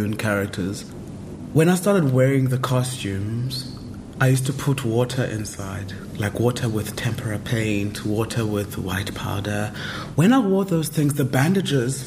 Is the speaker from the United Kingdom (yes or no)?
no; Mthatha, Eastern Cape, South Africa; moved away; also born or lived in Johannesburg; I was born in 1984 in a place called the Republic of the Transkei. To go to school, I had to go to the Republic of South Africa, which was just across the river, and then I'd come back to the Republic of the Transkei.